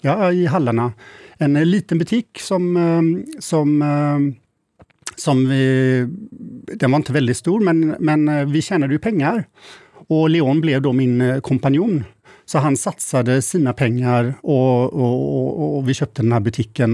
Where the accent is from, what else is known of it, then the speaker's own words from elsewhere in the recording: Mölndal, Västra Götaland, Sweden; moved away as an adult; also born or lived in Gothenburg / Paris; now in Norway; jag är född och uppvuxen i Mölndal som ligger lite utanför